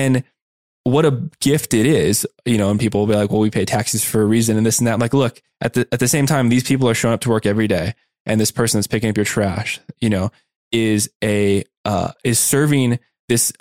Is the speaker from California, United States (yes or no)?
no; Tucson, Arizona, United States; moved away as an adult; also born or lived in San Diego; I was going to college in San Diego and I grew up in Tucson, Arizona